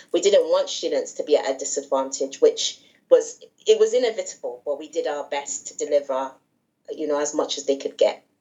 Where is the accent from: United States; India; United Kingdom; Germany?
United Kingdom; England; also born or lived in Nigeria; my mom's from Nigeria, yes. and my dad's British, but I say I'm I'm I'm from England and Nigeria